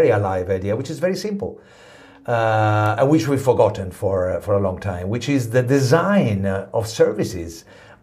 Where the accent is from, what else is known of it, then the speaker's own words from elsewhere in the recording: Italy; Italy, I come from Italy